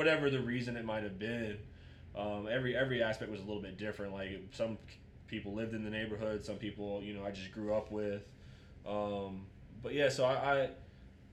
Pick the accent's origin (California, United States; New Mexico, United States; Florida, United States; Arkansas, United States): Florida, United States; Jacksonville; Grew up, born and raised in Jacksonville, Florida